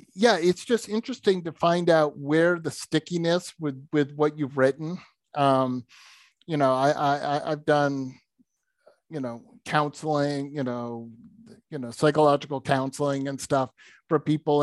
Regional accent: New England, United States; I grew up in New England

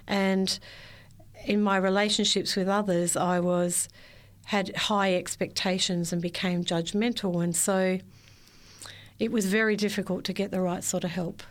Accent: Victoria, Australia; I was born and raised in Victoria, spent all my life there

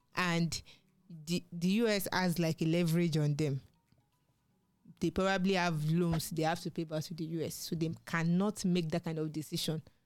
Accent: Nigeria; as a Nigerian

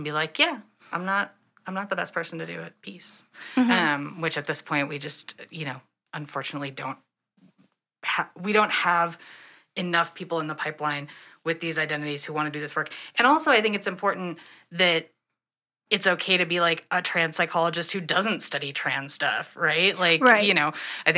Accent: Wisconsin, United States; I'm from Wisconsin

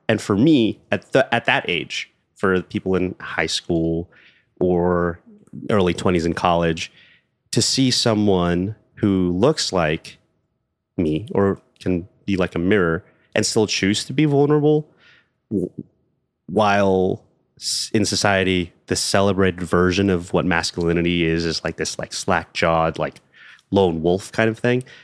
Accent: Los Angeles, California, United States; I was born and raised in Los Angeles, California

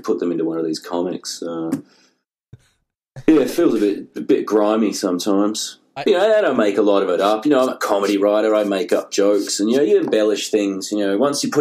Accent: Tasmania, Australia; moved away as an adult; also born or lived in London / Melbourne; now in Seattle, United States; growing up in Tasmania

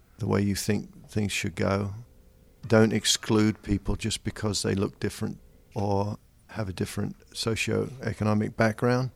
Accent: London, United Kingdom; moved away as an adult; now in Pittsburgh, United States; I was born in London, England, United Kingdom.

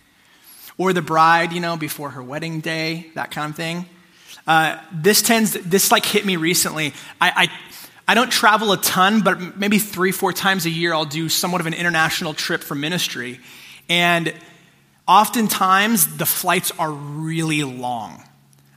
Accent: United States; I'm an American

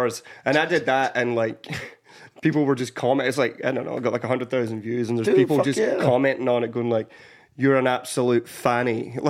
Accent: Scotland, United Kingdom; moved away as an adult; now in Nashville, United States; a homecoming gig in Scotland

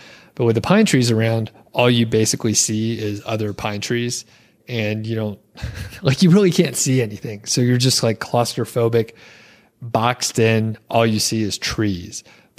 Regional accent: Atlanta, Georgia, United States; now in Bozeman, United States; because we came from the Atlanta area where we have siblings across town

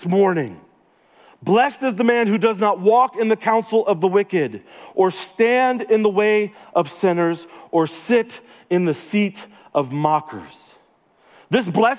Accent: the South, United States; moved away; also born or lived in Denver; I'm from the South

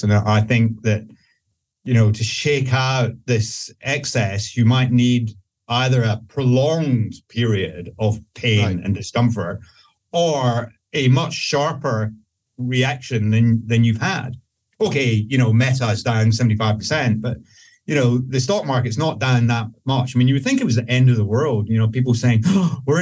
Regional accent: Scotland, United Kingdom; I'm Scottish

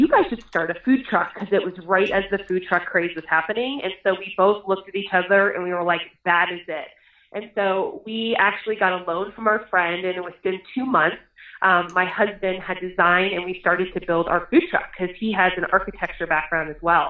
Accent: Boulder, Colorado, United States; We moved here when I was 7 years old

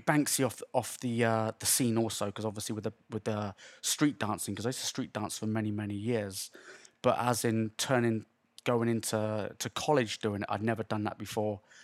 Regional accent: Swindon, South West England, United Kingdom; moved away as an adult; also born or lived in London / Las Vegas / Los Angeles; I lived here all my life

